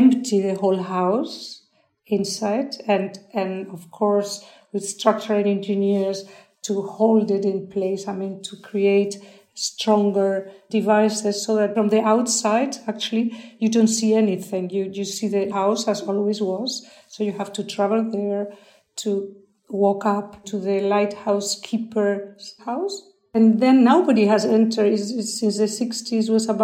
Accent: San Sebastián, Basque Country, Spain; it is, as you said, my hometown

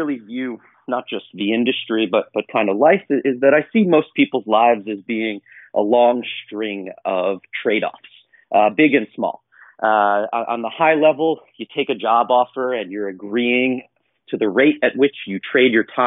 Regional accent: northern New Jersey, United States; also born or lived in Bronx, New York; I was born in the Bronx, but I grew up in a small town in northern New Jersey.

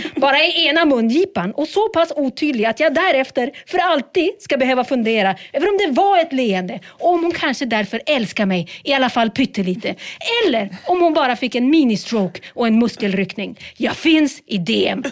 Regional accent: Sweden; Vi är ju ändå svenskar

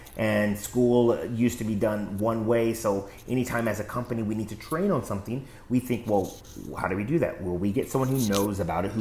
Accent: West Coast, United States; I grew up in the West Coast, so the earthquake drills and stuff like that.

